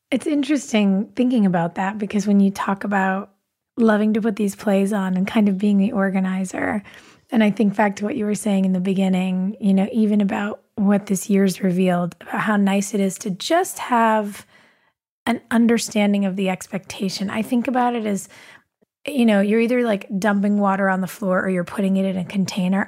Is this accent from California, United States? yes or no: yes; Southern California, United States; I grew up uh, in Southern California